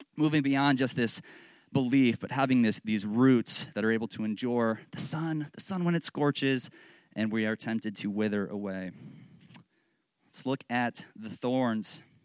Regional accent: Northern Virginia, United States; I'm from Northern Virginia

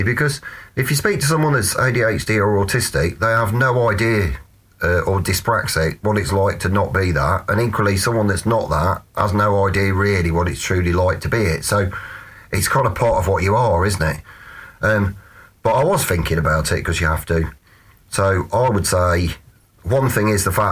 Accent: Hinckley, East Midlands, United Kingdom; now in Wigston, United Kingdom; I'm from Hinckley

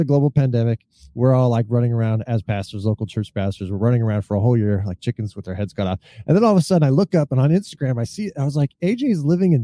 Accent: Northern California, United States; moved away; also born or lived in Grand Rapids; I was raised in Northern California

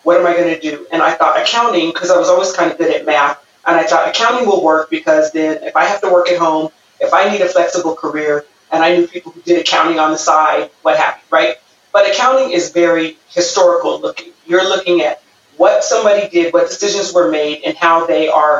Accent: Pomona, California, United States; I grew up right here in Southern California in Pomona. I went to Pomona High School.

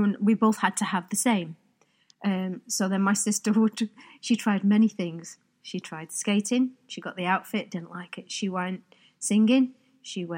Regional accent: Manchester, North West England, United Kingdom; I'm from Manchester. The ice rink was in Cheetham Hill, which is a 10-minute bus ride

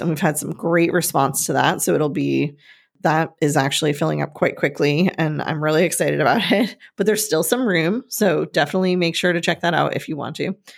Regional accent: Northeast, United States; moved away; growing up in the Northeast with all of the trees

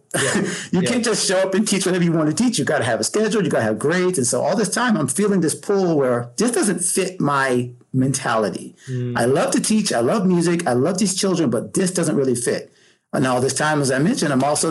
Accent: Pensacola, Florida, United States; growing up in Pensacola, Florida, Panhandle, my parents, Georgia and South, you know, so I've always been a Southern boy

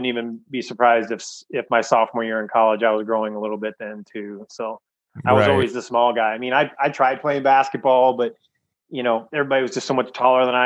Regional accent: Sacramento, California, United States; I grew up in Sacramento, California

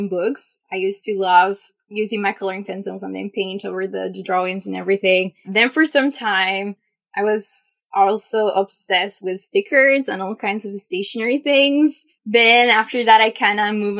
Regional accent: Chile; first language Spanish; English is a second language; I am from Chile.

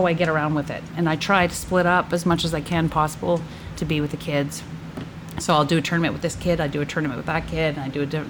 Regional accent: Edmonton, Alberta, Canada; I lived in Edmonton. Born and raised in Edmonton, Alberta. It's my home.

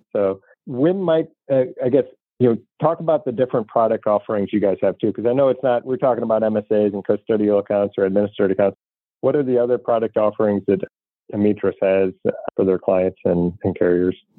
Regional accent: St. Louis, Missouri, United States; I'm from St. Louis, Missouri is a show me state.

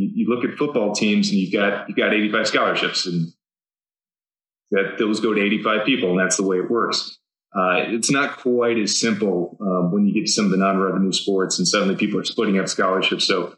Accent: Southeast, United States; growing up in the Southeast, Georgia Tech is a pretty obvious place to aspire to for engineering.

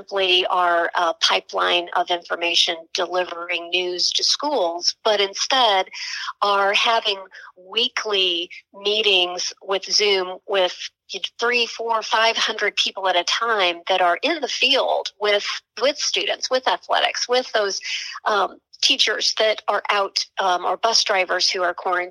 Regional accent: Tulsa, Oklahoma, United States; as a young person growing up in Tulsa, Oklahoma

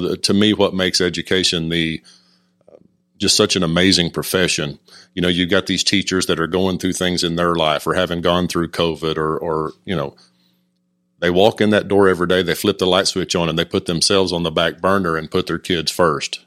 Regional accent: Stroud, Oklahoma, United States; moved away as an adult; also born or lived in College Station, Texas; now in Decatur, United States; teachers and coaches I had in my hometown of Stroud, Oklahoma

